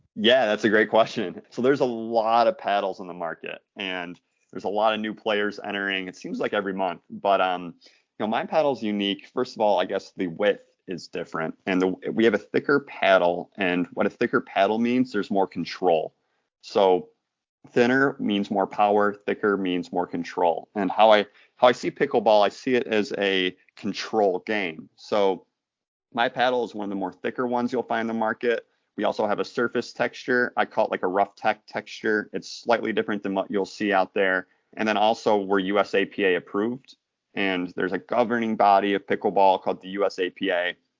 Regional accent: Michigan, United States; I'm from Michigan

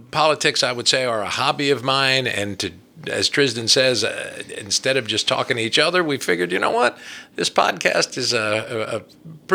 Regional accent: New Jersey, United States; accent: northeastern; moved away as an adult; now in Berea, United States; I grew up in New Jersey and probably still carry a little bit of that northeastern accent

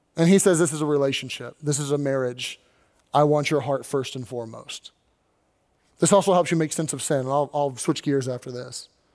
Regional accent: Kentucky, United States; now in Pennsylvania, United States; I wasn't born in Pennsylvania. I was born in Kentucky.

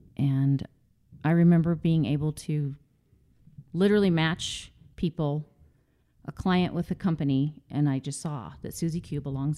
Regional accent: Greeley, Colorado, United States; also born or lived in San Diego; I grew up actually in Greeley, Colorado, with the exception of about 5 years. We lived in San Diego as a child, mm-hmm.

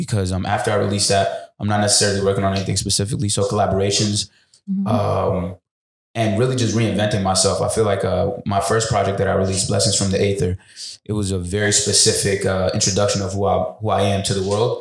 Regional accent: Dominican Republic; I'm from Dominican Republic

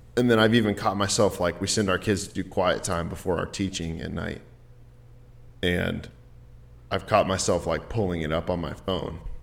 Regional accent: Dallas, Texas, United States; I grew up in Dallas

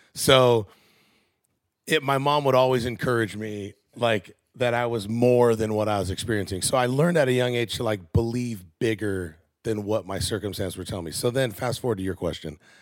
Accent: Southern California, United States; moved away as an adult; also born or lived in Iowa / Washington; now in Tennessee, United States; I grew up in Southern California

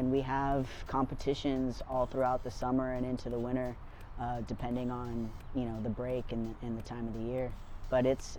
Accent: Dana Point, California, United States; moved away as an adult; now in Los Angeles, United States; I grew up surfing down in San O and Dana Point, and I moved up

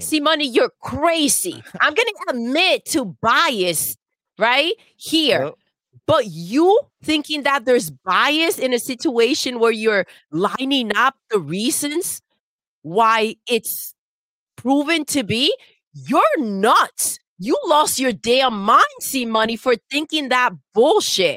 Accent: United States; I'm American

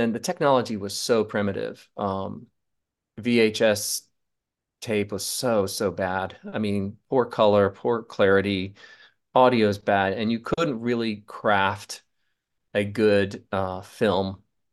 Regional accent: Charleston, South Carolina, United States; I grew up in Charleston, South Carolina

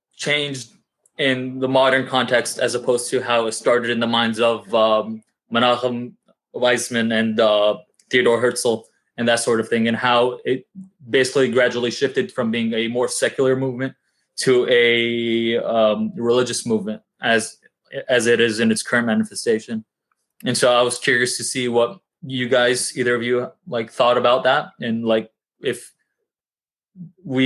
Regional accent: Ramallah, West Bank, Palestine; born or raised there; moved away as an adult; also born or lived in Jerusalem / New York City; now in New York, United States

